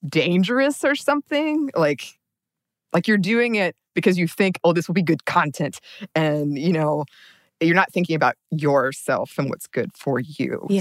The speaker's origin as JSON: {"language": "English", "region": "the South", "country": "United States", "tie": "born or raised there", "moved": "yes", "said": "a woman raised in kind of this like southern small town"}